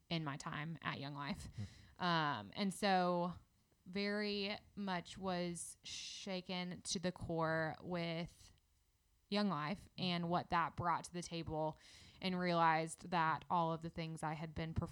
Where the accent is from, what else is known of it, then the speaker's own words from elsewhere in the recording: Indianapolis, Indiana, United States; moved away as an adult; now in Birmingham, United States; I am from Indianapolis